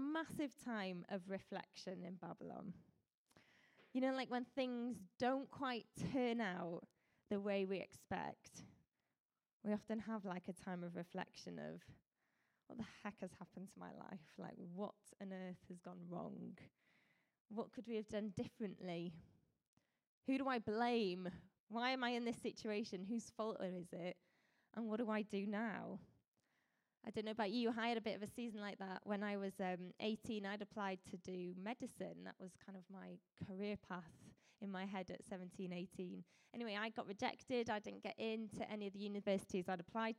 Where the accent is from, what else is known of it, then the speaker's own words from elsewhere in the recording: Colwyn Bay, Wales, United Kingdom; also born or lived in Leicester; I grew up in Colwyn Bay.